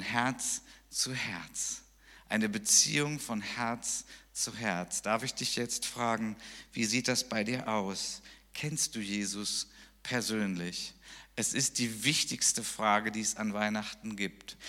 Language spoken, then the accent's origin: German; Germany; ich als Deutscher